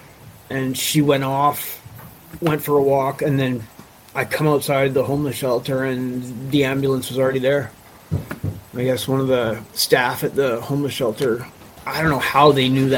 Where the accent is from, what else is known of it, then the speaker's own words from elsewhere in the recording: Vancouver, British Columbia, Canada; also born or lived in Nelson; now in Cranbrook, Canada; I grew up in Vancouver